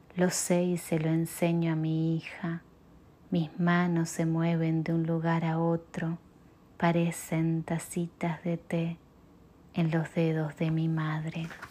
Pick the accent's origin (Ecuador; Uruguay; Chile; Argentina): Uruguay; moved away as an adult; also born or lived in Chicago area, United States; now in Chicago, United States; soy uruguaya, vivo en los Estados Unidos desde el 2002 y en el área de Chicago hace unos años.